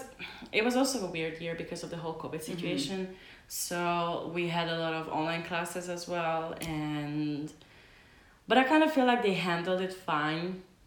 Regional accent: Hungary; now in Denmark

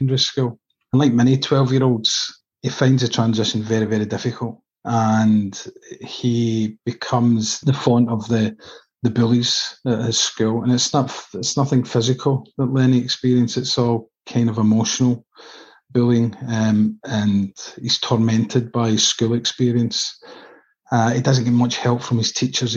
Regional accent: Coatbridge, Scotland, United Kingdom; Coat Bridge is where I was brought up and now live.

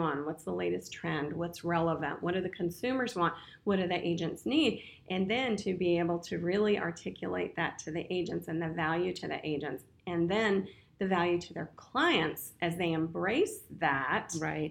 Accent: Winchester, Virginia, United States; Born and raised in Winchester, Virginia

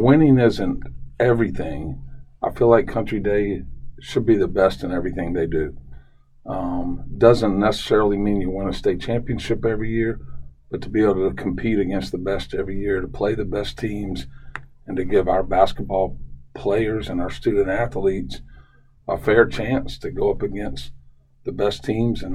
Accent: Charlotte, North Carolina, United States; growing up in Charlotte

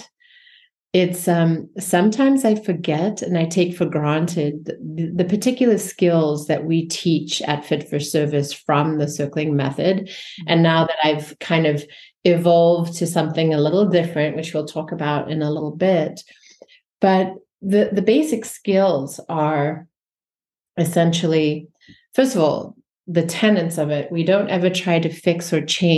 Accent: South Africa; I grew up in South Africa just very briefly, and it was in the height of apartheid, born white in the suppressive system

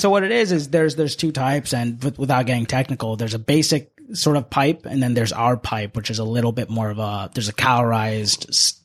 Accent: Washington, District of Columbia, United States; also born or lived in India / Tempe, Arizona; I am not originally from the DC area, although I've lived here my entire life. I grew up in this area, but I was born in India

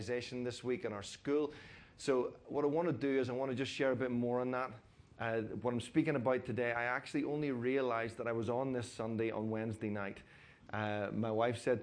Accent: Coleraine, Northern Ireland, United Kingdom; moved away; I'm actually from Coleraine, so well Castle Rock, but Coleraine.

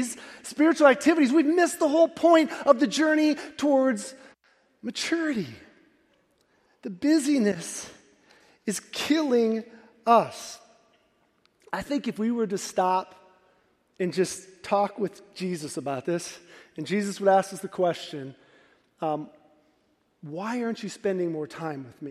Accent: Midwest, United States; We're from the Midwest

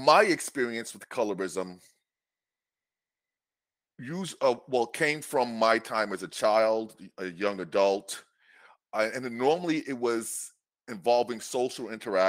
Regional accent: New York City, New York, United States; I grew up in New York City

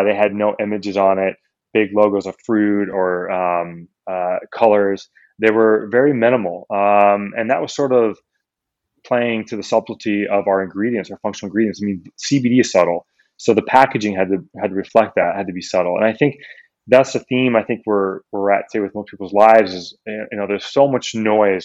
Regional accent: Midwest, United States; I grew up in the Midwest

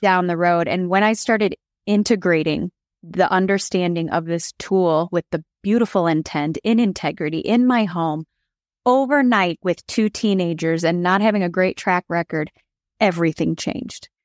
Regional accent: Chicago, Illinois, United States; I grew up in Chicago in the Michael Jordan era

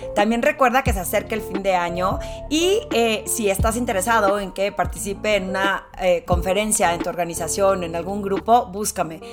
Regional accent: Torreón, Coahuila, Mexico; moved away as an adult; now in Mexico City, Mexico; Aunque nací en la Ciudad de México, eh, yo digo que soy de Torreón porque viví ahí toda mi infancia y me salí cuando me gradué de la carrera para venirme a trabajar a la Ciudad de México

